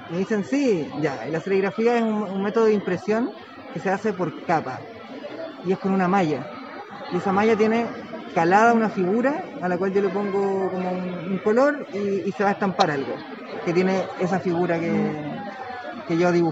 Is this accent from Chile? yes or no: yes; Valparaíso, Chile; yo soy de Valparaíso